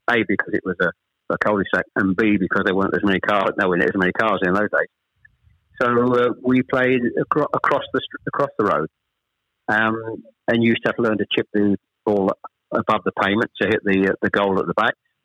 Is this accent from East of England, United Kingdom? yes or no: yes; Chelmsford, East of England, United Kingdom; also born or lived in Ashton-under-Lyne; I was born in Ashton-under-Lyne. We actually moved south to Chelmsford when I was probably, I was the eldest of three, when I was probably about seven or eight